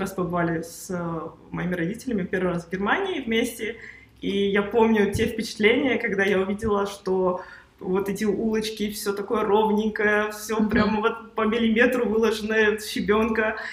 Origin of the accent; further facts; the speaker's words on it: Uzbekistan; moved away; also born or lived in Russia / Germany; я сама из Узбекистана, я родилась в Узбекистане